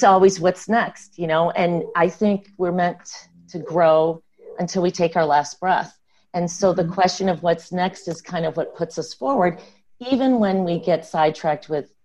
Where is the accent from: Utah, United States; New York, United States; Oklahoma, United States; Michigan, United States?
Michigan, United States; the Midwest; moved away as an adult; now in California, United States; I grew up in the Midwest